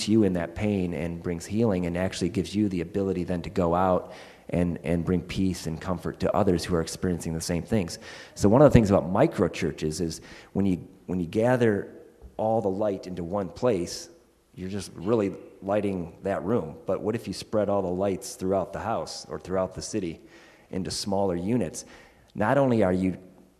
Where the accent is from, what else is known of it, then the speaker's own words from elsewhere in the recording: United States; moved away; I'm an American still